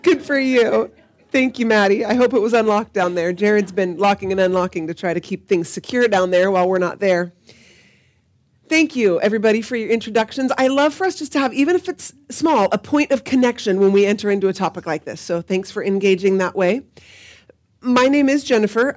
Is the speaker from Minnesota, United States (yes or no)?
no; Salem, Oregon, United States; I grew up in the Nazarene Church, um, up the street on Market Street, and moved here to Salem Alliance when I was a sophomore